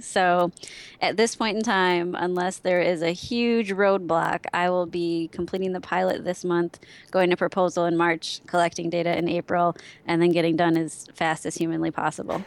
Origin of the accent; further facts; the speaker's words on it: Wisconsin, United States; born and raised in Wisconsin. Only lived outside of the state for just under a year